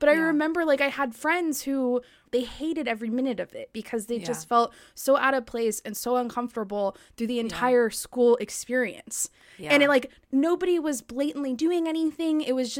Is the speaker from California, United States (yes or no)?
yes; Long Beach, California, United States; I didn't live in the Orange County area. I grew up in Long yeah. Beach.